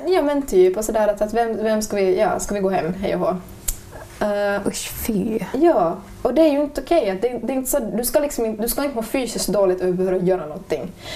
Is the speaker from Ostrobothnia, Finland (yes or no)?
yes; Ostrobothnia, Finland; jag är från Österbotten